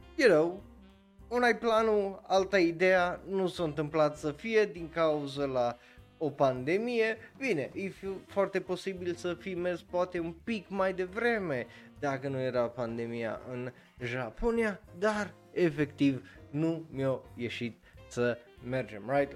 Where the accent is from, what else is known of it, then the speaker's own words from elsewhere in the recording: Romania; eu ca român